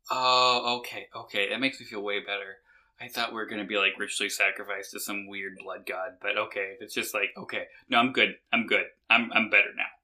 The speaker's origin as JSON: {"language": "English", "town": "Barstow", "region": "California", "country": "United States", "said": "I, I'm from Barstow."}